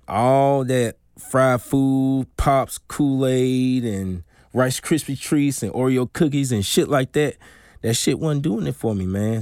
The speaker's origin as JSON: {"language": "English", "town": "Darling", "region": "Mississippi", "country": "United States", "tie": "born or raised there", "also_born_or_lived": "Jackson, Mississippi", "said": "born and raised in Darling, Mississippi"}